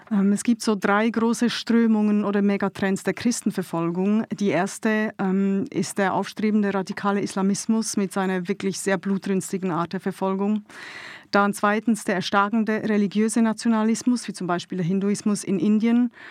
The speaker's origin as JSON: {"language": "German", "country": "Switzerland", "moved": "yes", "lives_now": "Munich, Germany", "said": "Ich lebe seit äh, Juli 15 hier in München. Ich bin ursprünglich aus der Schweiz, wird man sicher im einen oder anderen Satz auch hören dann."}